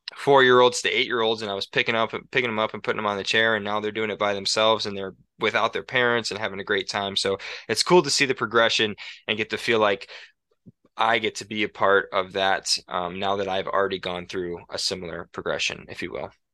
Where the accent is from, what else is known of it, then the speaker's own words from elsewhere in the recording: Rockford, Illinois, United States; moved away as an adult; also born or lived in La Crosse, Wisconsin; now in Montana, United States; I grew up in Rockford, Illinois, lived there for eighteen years until I went to college in La Crosse, Wisconsin for five years, and now I live in Montana.